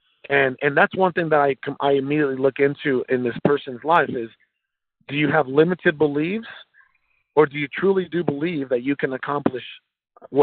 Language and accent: English; Mexico; moved away; I was born in Mexico